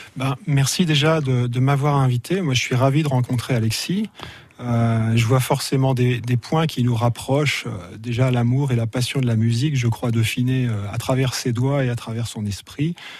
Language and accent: French; Burgundy, Bourgogne-Franche-Comté, France; moved away as an adult; also born or lived in Paris / California; now in Avallon, France; j'ai grandi en Bourgogne